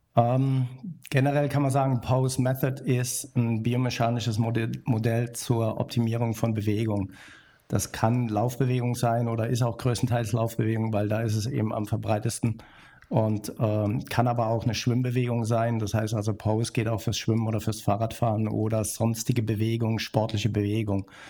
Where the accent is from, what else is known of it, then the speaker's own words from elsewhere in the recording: Bornheim, North Rhine-Westphalia, Germany; ich komme aus der Nähe von Köln Bornheim heißt